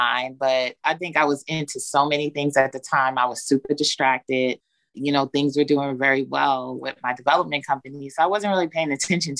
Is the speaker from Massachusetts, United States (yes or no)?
no; New York City, New York, United States; also born or lived in Long Island, New York; now in Georgia, United States; I'm originally from New York, born in Long Island, raised in Brooklyn. Been in Georgia for over 20 years, though